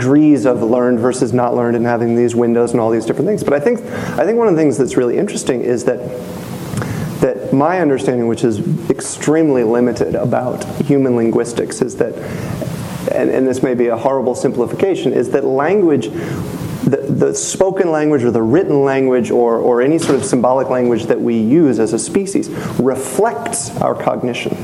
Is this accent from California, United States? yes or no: no; North Carolina, United States; I'm from North Carolina